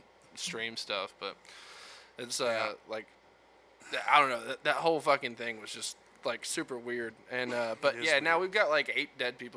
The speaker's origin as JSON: {"language": "English", "region": "the South", "country": "United States", "tie": "born or raised there", "said": "I grew up in the South. Yeah, I know how it goes."}